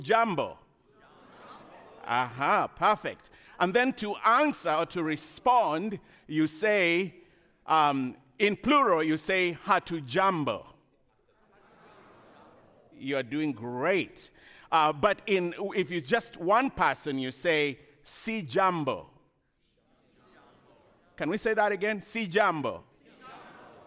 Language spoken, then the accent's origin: English; Kenya; moved away; I grew up in Kenya, as you heard, in a small village.